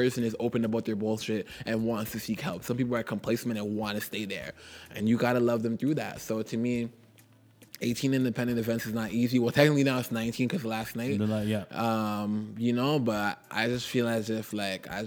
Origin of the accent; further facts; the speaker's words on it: Toronto, Ontario, Canada; I'm from Jane and Finch. I was, you know, they call it a poor community